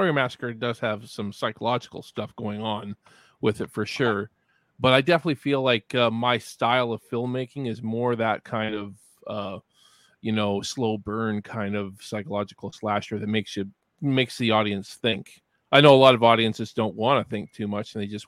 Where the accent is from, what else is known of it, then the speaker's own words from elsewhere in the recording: Canada; I'm Canadian